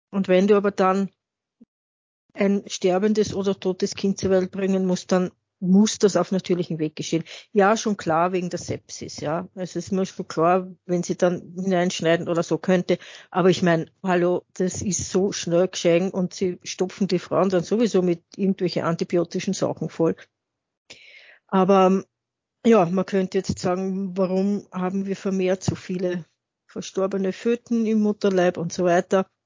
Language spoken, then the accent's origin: German; Vienna, Austria; ich bin halt ein, eine Wienerin, die so typisch morbid ist.